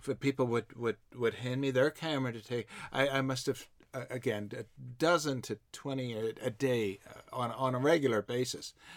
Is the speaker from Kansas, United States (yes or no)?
yes; Ellis, Kansas, United States; moved away; also born or lived in Walt Disney World, Florida; my hometown in West Central Kansas